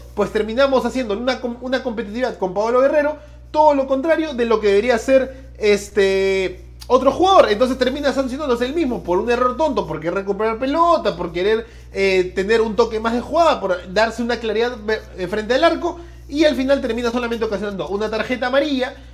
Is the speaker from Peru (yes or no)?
yes; Peru; como buen peruano